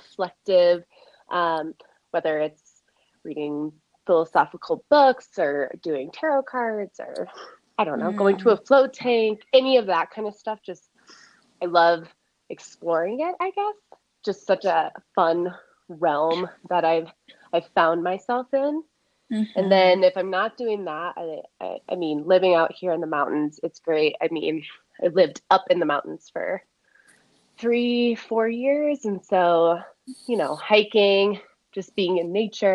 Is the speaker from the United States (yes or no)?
yes; Chicago, Illinois, United States; also born or lived in Midwest; now in Denver, United States; I live in Denver, Colorado, but I'm originally from the Chicago area